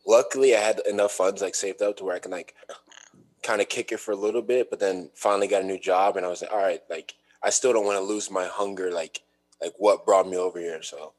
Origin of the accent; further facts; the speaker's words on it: Dallas, Texas, United States; also born or lived in New York; now in Los Angeles, United States; I was born in Dallas, Texas, but then I moved to New York for school. Stayed there for like 10 years